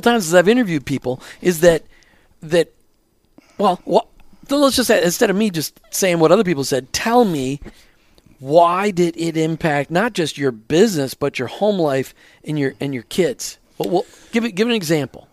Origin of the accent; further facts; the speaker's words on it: Minnesota, United States; moved away; I grew up in Minnesota where the, everything's flat